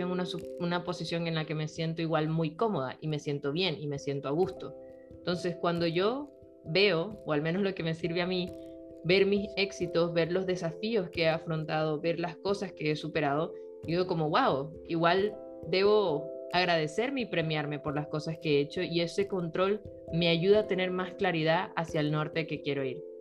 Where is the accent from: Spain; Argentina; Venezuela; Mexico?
Venezuela; now in Chile; Rol y yo somos venezolanas